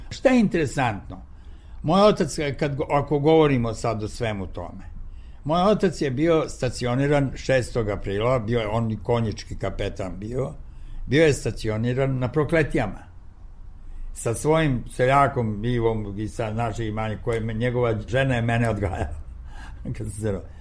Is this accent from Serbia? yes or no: yes; Niš, Nišava District, Serbia; moved away; reklo bi se to je moj rodni grad